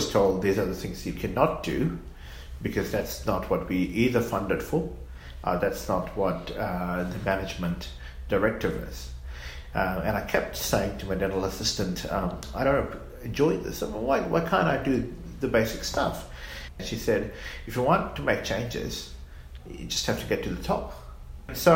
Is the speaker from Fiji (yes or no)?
yes; Fiji; moved away as an adult; also born or lived in New Zealand; now in Australia; I grew up in Fiji